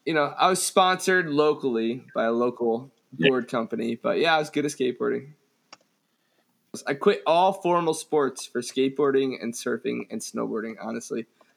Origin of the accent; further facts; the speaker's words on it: New Jersey, United States; my hometown